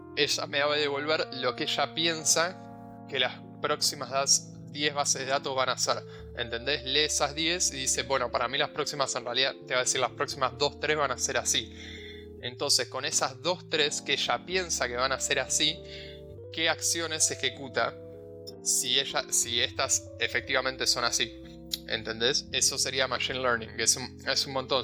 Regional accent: Argentina

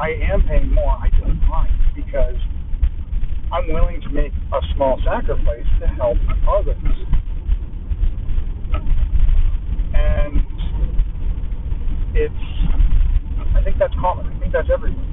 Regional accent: Canada; I'm Canadian

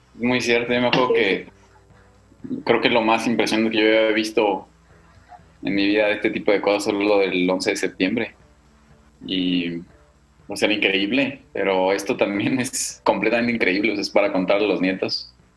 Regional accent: Mexico; somos los mexicanos

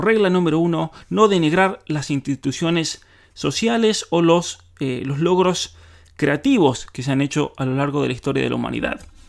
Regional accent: San Juan, Argentina; San Juan, mi provincia natal

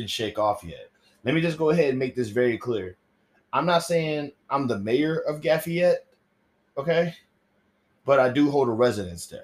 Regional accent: the South, United States; growing up in the South, I had to have a specific religion

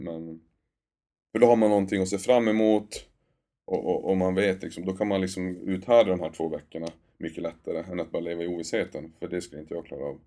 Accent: Luleå, Norrbotten County, Sweden; moved away; det är Luleå, min hemstad också.

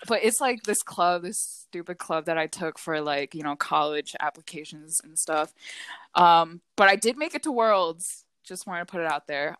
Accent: Hockessin, Delaware, United States; also born or lived in Pennsylvania; I was raised in Delaware.

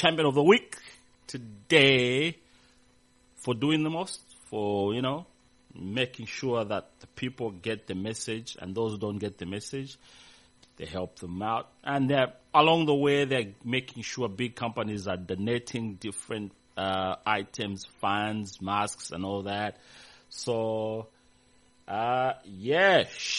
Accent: Zambia; moved away; back in my hometown, I mean in my country, Zambia

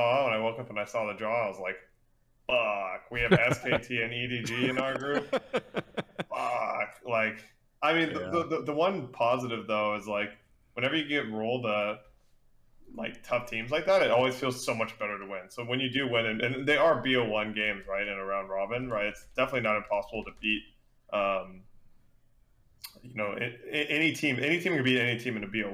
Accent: Dallas, Texas, United States; I'm from Dallas Fort Worth area

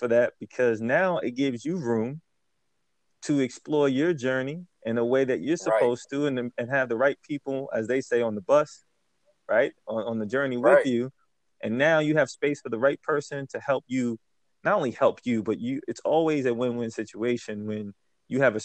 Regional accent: New Jersey, United States; also born or lived in Germany; Born in Germany, but raised here in Jersey

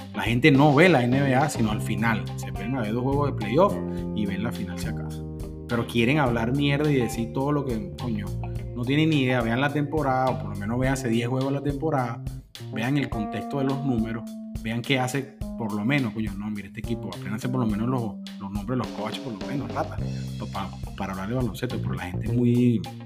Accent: Venezuela

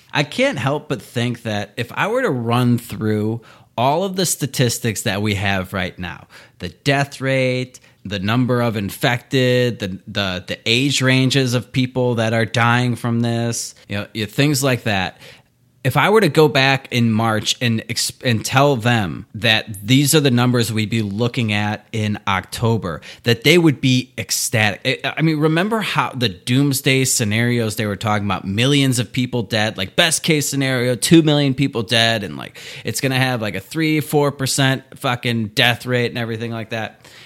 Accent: Chicago, Illinois, United States; I'm from Chicago

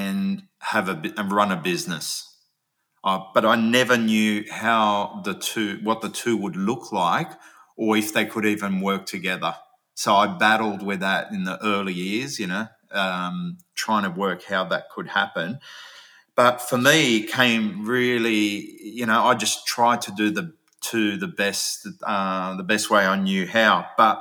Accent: Australia; also born or lived in Switzerland; I came to Australia when I was 8 years old

